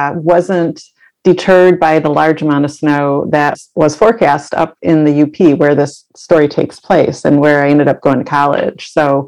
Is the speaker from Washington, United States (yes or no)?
no; Rochester, New York, United States; moved away as an adult; also born or lived in Keweenaw Peninsula, Michigan; now in southeastern Michigan, United States; I grew up in upstate New York, and right on the shores of Lake Ontario, and I've been writing ever since I was, as long as I can remember. And I also grew up with a lot of snow. So upstate New York is well known for snow.